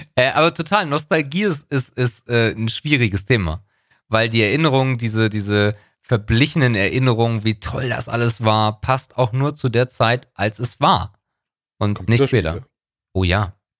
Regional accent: Northern Germany, Germany; bei uns im Norden heißt das Jahrmarkt und nicht Kirmes

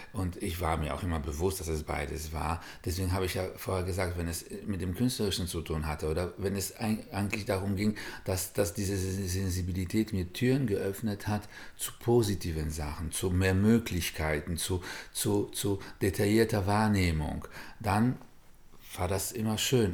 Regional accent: Warsaw, Masovian Voivodeship, Poland; moved away; In Warschau, wo ich geboren bin

